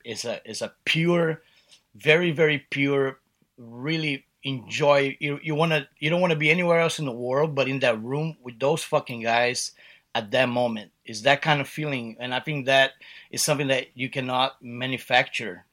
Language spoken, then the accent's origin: English; Brazil; one of our punk rock idols growing up in Brazil